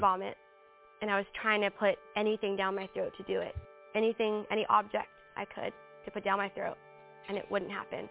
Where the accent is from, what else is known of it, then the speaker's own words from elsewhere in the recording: Philippines; I'm Filipino